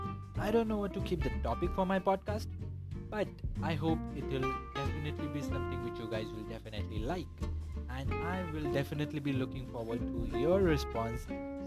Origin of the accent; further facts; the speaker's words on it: India; I'm from India.